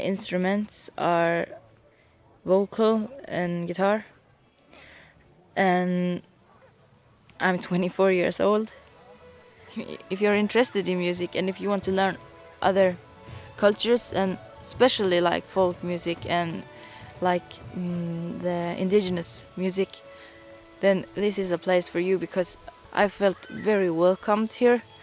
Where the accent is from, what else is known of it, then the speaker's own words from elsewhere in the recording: Sápmi, Norway; I'm from Norway, Sápmi